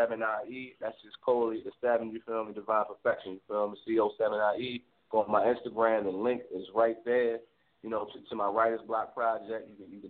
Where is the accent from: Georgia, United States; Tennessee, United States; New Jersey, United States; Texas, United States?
New Jersey, United States; Irvington; I'm from Irvington as well